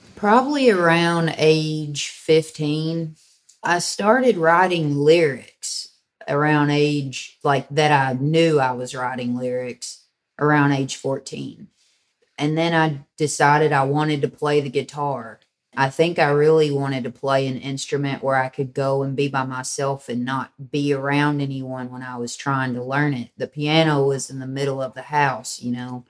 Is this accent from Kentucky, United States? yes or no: yes; Hickman, Kentucky, United States; also born or lived in Western Tennessee; now in Murray, United States; I was born in Western Tennessee, raised in Western Kentucky in a small town called Hickman, which was on the Mississippi River.